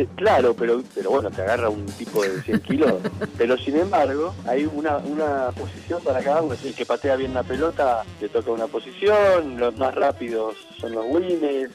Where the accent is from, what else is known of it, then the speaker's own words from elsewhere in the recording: Buenos Aires, Argentina; also born or lived in Balvanera, Buenos Aires; yo nací en Balvanera y después nos mudamos a Belgrano.